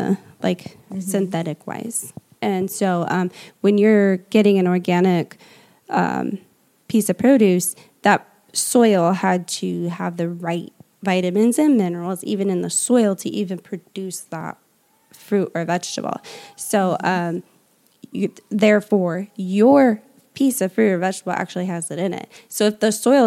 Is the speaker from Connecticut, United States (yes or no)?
no; Indiana, United States; moved away as an adult; also born or lived in California; I'm from Indiana. Like I literally was probably smoked out with like Roundup because I'm surrounded by farm where I grew up